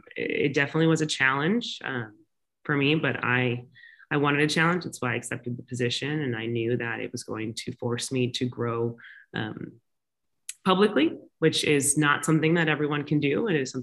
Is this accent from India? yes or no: no; the South, United States; and I grew up in the South in the SEC. And so college football is obviously a huge thing.